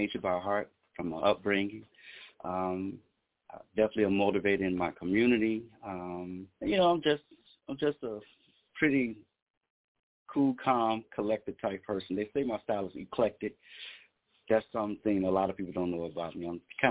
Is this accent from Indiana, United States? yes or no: yes; South Bend, Indiana, United States; South Bend, Indiana, yeah, home state.